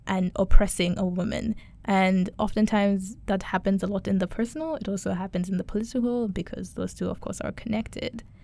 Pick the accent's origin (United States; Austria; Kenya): Kenya; I'm Kenyan, I'm East African